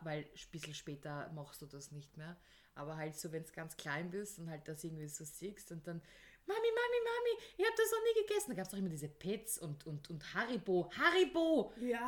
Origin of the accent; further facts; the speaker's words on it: Vienna, Austria; Ich bin ja Wienerin